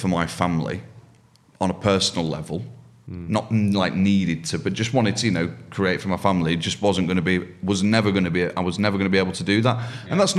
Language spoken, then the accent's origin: English; Yorkshire and the Humber, United Kingdom; I'm a Yorkshireman.